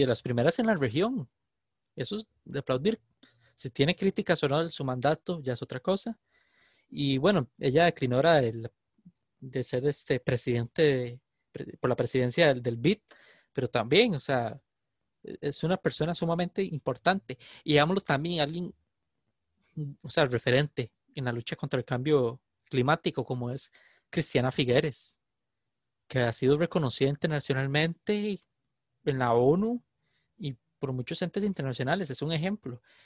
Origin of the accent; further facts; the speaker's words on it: San José, Costa Rica; yo soy de San José